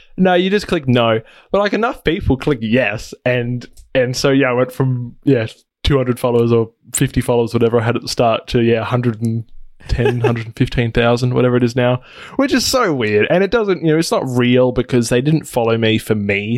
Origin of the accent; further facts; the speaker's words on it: Adelaide, South Australia, Australia; So I'm from Adelaide, Australia, which is a It's a capital city in the, uh, state of South Australia